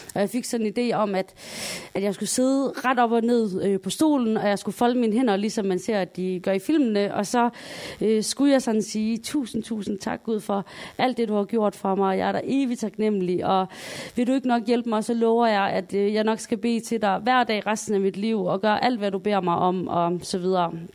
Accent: Sønderborg, Southern Denmark, Denmark; Jeg kommer jo fra Sønderborg

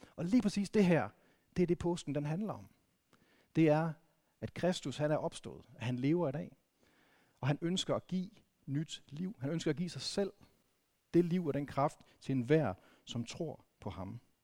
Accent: Vendsyssel, North Denmark Region, Denmark; jeg, jeg er vokset op i Vendsyssel

